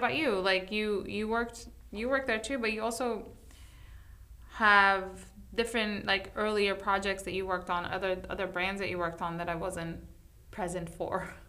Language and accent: English; New York City, New York, United States; moved away; I come from New York City